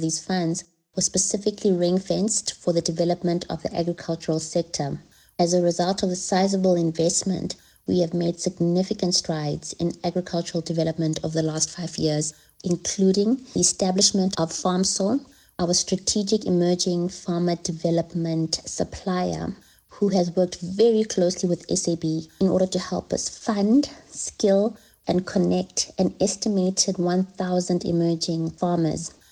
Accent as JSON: {"language": "English", "country": "South Africa"}